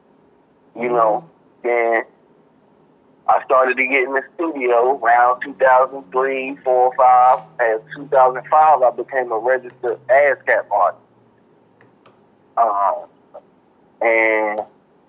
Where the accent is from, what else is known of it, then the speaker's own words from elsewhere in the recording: Washington, District of Columbia, United States; That's where I grew up going to in Washington, D.C.